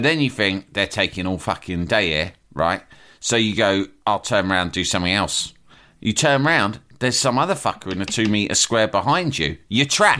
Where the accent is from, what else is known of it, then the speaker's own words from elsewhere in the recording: London, United Kingdom; I was from London